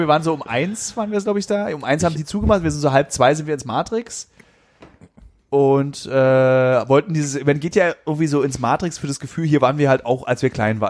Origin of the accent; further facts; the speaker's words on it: Berlin, Germany